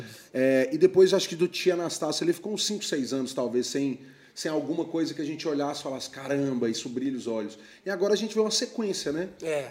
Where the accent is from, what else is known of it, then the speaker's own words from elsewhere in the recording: Belo Horizonte, Minas Gerais, Brazil; Eu sou de Belo Horizonte